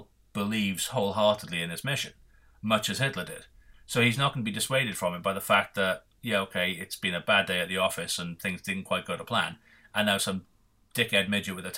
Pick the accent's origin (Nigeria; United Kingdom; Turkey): United Kingdom; Welsh, Wales; we are Welsh